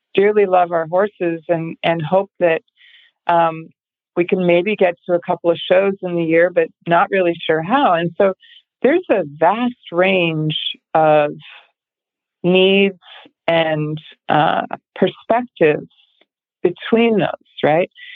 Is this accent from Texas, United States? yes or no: no; Massachusetts, United States; I'm from Massachusetts